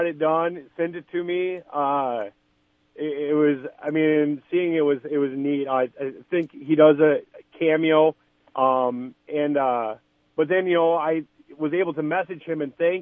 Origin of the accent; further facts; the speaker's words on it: Sioux Falls, South Dakota, United States; I was born in Sioux Falls